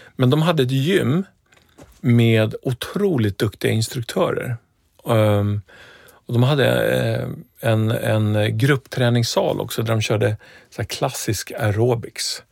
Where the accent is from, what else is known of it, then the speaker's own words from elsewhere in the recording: Stockholm, Stockholm County, Sweden; där jag växte upp så, ja men, det var en, eh, förort i Stockholm